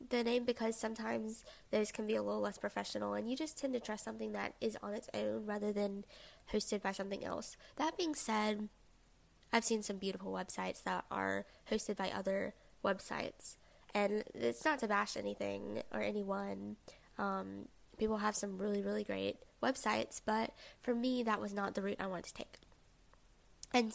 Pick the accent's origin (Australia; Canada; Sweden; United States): United States; the South; I'm a 20-year-old college student from the South. Since I'm from the South